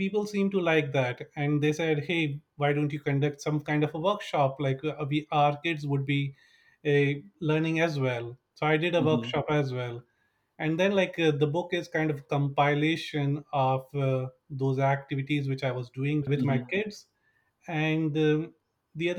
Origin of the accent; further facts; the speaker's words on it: India; moved away as an adult; now in Bay Area, United States; I've been in the US for last 17 years, originally from India